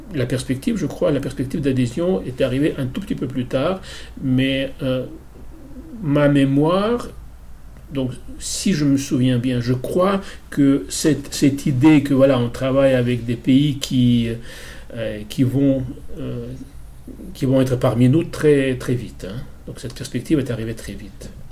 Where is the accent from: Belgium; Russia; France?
Russia; moved away; j'ai grandi aussi. Et je suis parti encore de l'Union soviétique.